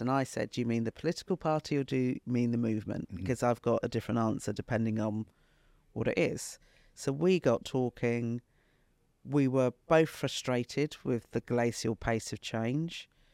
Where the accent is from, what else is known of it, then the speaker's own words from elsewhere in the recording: United Kingdom; from when I was 10 growing up in Britain